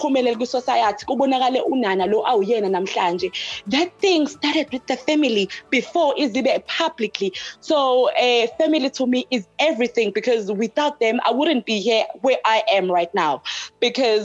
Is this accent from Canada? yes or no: no; Hammarsdale, KwaZulu-Natal, South Africa; now in Pietermaritzburg, South Africa; Born and raised in Hammersdale, currently I'm living in PMB.